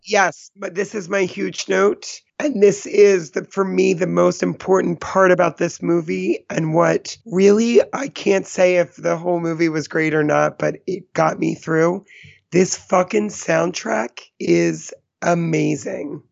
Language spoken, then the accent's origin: English; East Coast, United States; I'm from the East Coast